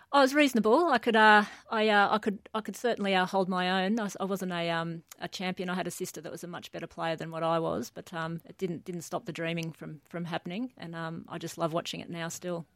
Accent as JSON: {"language": "English", "town": "Newcastle", "region": "New South Wales", "country": "Australia", "tie": "born or raised there", "said": "most of my childhood was, uh, was in Newcastle"}